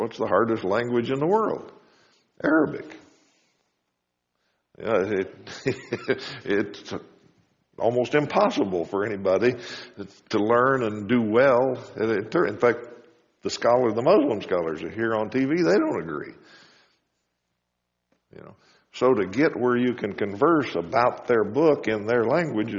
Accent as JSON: {"language": "English", "country": "United States", "also_born_or_lived": "Wichita, Kansas", "said": "As Americans"}